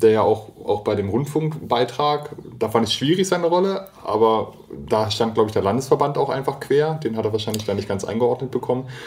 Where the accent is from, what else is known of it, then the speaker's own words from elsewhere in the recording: Mecklenburg-Vorpommern, Germany; Also ich komme ja aus Mecklenburg-Vorpommern. Ich bin definitiv Norddeutscher